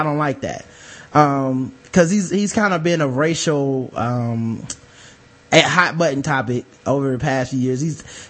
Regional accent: Decatur, Georgia, United States; But I'm from Decatur, Georgia, like the deck and in the projects. Moved to Stone Mountain later.

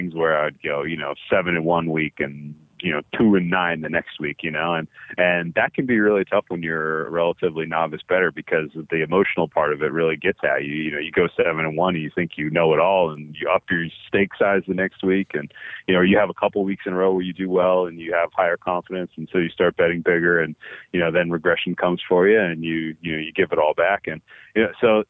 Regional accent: Boston, Massachusetts, United States; I grew up in the Boston area.

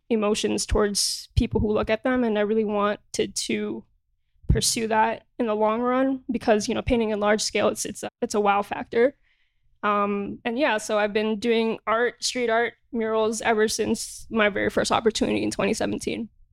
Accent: New York, United States; Born and raised in Jamaica, Queens, New York.

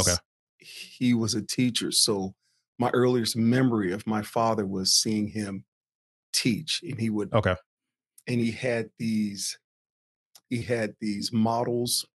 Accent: Chesapeake, Virginia, United States; also born or lived in East Orange, New Jersey / Norfolk, Virginia / California; We moved from East Orange, New Jersey we moved to Virginia. So I grew up in parts of Chesapeake, Virginia, and I grew up in parts of South Norfolk, Virginia

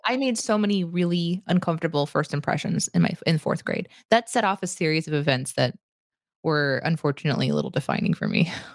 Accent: Springfield, Missouri, United States; Springfield, which is where I grew up

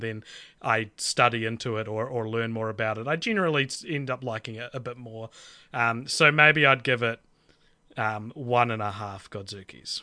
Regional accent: New Zealand; accent: Kiwi; we're just a, a bunch of, bunch of Kiwis

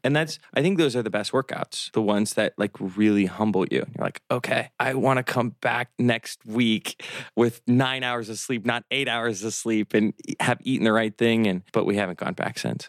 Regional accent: Omaha, Nebraska, United States; also born or lived in Miami

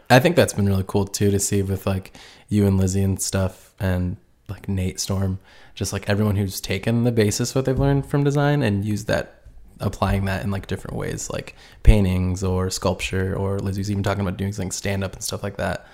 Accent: Indiana, United States; I'm originally from Port Edge, Indiana, which is about, like, two hours north from Indy

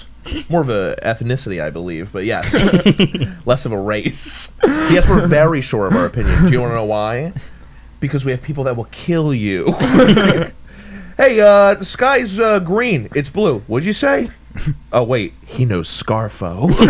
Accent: New Jersey, United States; I'm from Jersey. You're from Jersey.

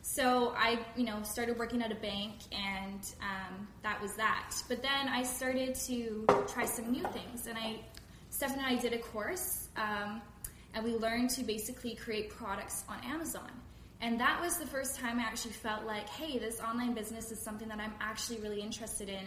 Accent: Langley, British Columbia, Canada; I'm from Langley, BC. I live in Canada.

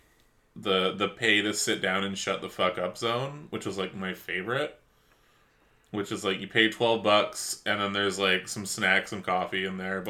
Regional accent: Vancouver, British Columbia, Canada; now in Los Angeles, United States; I grew up in Vancouver

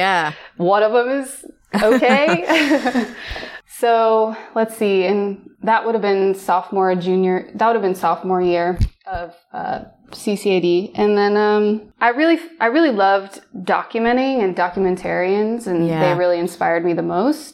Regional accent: Ohio, United States; I am from Ohio

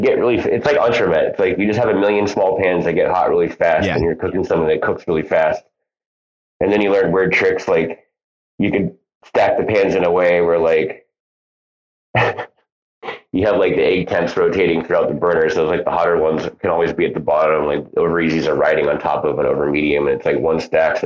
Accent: United States; also born or lived in San Diego; I was born and raised in America, third generation, so I'm very American

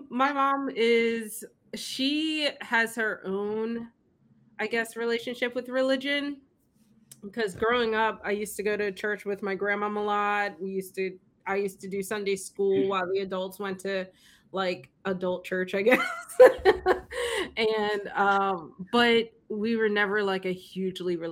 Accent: Philadelphia, Pennsylvania, United States; I grew up in Philly

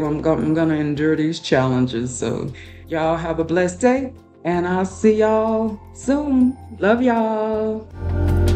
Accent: Florida, United States; moved away as an adult; now in Texas, United States; I was born and raised in Florida. So I've never lived outside of Florida.

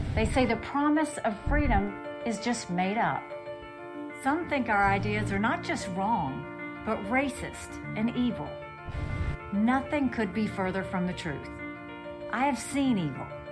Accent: South Carolina, United States; I was born and raised in South Carolina

